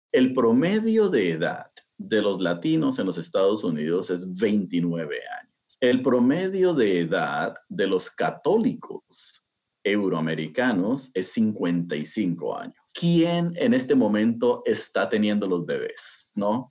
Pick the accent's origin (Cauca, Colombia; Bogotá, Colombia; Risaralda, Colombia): Bogotá, Colombia; now in United States; yo nací en eh, Colombia, ¿no? en, Sudamérica, y nací en Bogotá